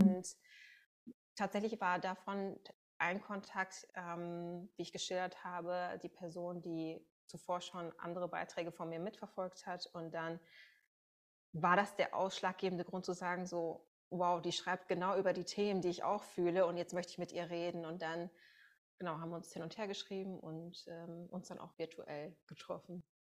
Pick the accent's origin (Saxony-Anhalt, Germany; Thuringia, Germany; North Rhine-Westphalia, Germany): North Rhine-Westphalia, Germany; Münsterland; now in Berlin, Germany; ich komme ursprünglich aus dem Münsterland